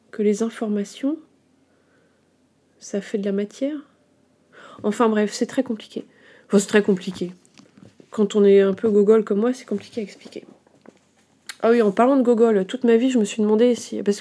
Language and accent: French; Brittany, France; also born or lived in Bourgogne-Franche-Comté; Alors en tant que bretonne, euh, mi-bretonne, mi-franc-comtoise, je me sens pas très euh, habilitée à parler de ça.